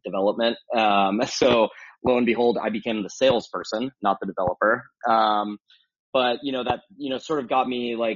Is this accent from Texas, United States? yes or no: no; San Diego, California, United States; I grew up in San Diego, California.